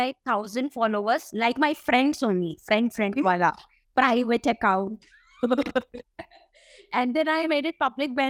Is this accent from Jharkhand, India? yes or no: no; Delhi, India; From Delhi, yeah.